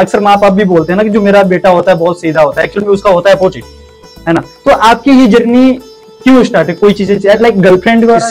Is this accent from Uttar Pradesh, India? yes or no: yes; Uttar Pradesh, India; मैं यूपी से बिलोंग करता हूँ